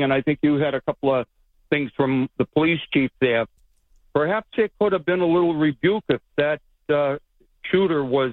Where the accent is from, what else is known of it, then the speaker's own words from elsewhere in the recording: Boston, Massachusetts, United States; moved away; I'm your buddy from Jamaica Plain originally there over the border